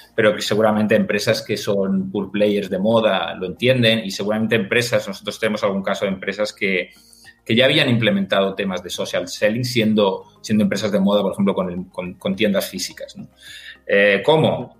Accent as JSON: {"language": "Spanish", "area": "Mallorca", "region": "Balearic Islands", "country": "Spain", "said": "Yo soy de Mallorca"}